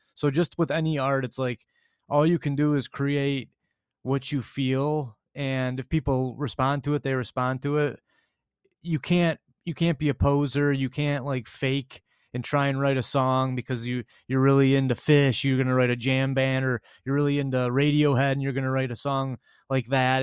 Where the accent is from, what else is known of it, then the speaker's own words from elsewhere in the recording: Grosse Pointe, Michigan, United States; us growing up in Grosse Pointe